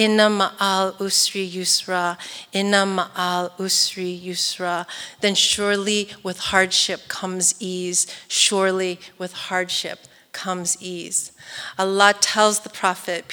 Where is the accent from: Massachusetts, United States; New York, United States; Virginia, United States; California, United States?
California, United States; East Bay, San Francisco Bay Area; I'm from the East Bay in the Bay Area.